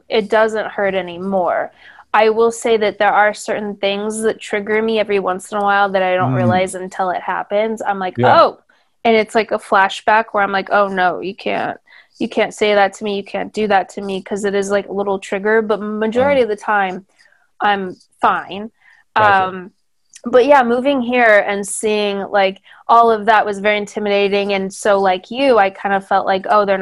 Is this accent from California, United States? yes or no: yes; near San Diego, Southern California, United States; now in Los Angeles, United States; I grew up in Southern California, but near San Diego